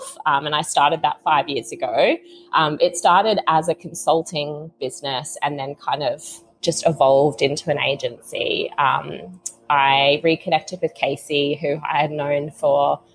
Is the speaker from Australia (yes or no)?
yes; Capricorn Coast, Queensland, Australia; moved away as an adult; also born or lived in Sydney / London; I'm living in my hometown at the moment because my family's here